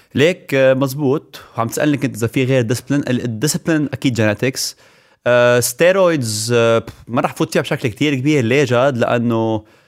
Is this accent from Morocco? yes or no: no; Lebanon; moved away as an adult; انا لبناني 100%